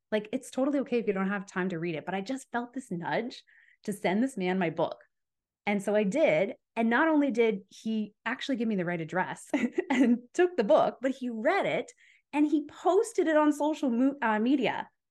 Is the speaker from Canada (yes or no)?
yes; Calgary, Alberta, Canada; moved away as an adult; also born or lived in Ontario; I'm from Calgary, Alberta, but I was living in Ontario at the time.